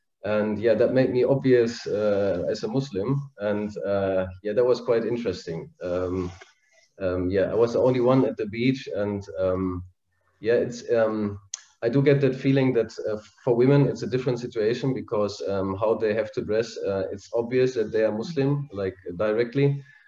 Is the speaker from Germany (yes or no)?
yes; Germany; I'm from Germany, and I converted 8 years ago. And I'm married to a born Muslim woman. I have two children.